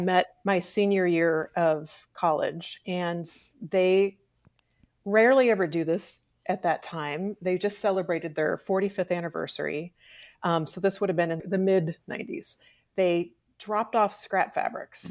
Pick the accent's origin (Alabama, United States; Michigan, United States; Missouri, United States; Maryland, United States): Missouri, United States; Hannibal; also born or lived in Kansas City / Texas; I was born in Kansas City, We lived in Texas until I was five. We moved to Hannibal